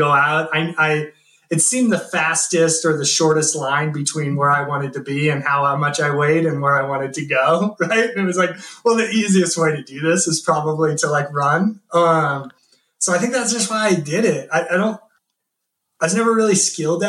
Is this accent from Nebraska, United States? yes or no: yes; Columbus, Nebraska, United States; also born or lived in Lincoln, Nebraska; I'm actually from Lincoln, Nebraska, or Columbus, Nebraska, but went to school at University of Lincoln